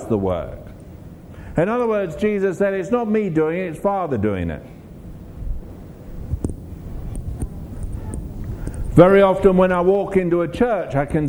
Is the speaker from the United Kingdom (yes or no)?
yes; England, United Kingdom; I'm from England.